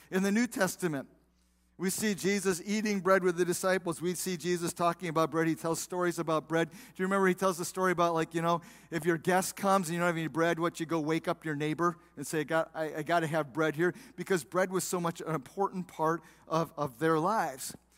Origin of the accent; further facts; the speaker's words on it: South Bend, Indiana, United States; now in Waterford, United States; I grew up in South Bend, Indiana